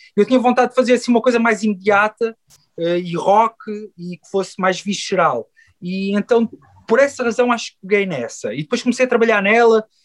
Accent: Queluz, Lisbon, Portugal; also born or lived in Chaves; cresci em Queluz, no Montabrão, ali na linha de Sintra

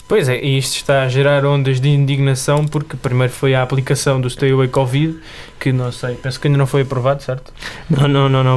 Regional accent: Montijo, Setúbal, Portugal; tenho 20 anos e sou do Montijo

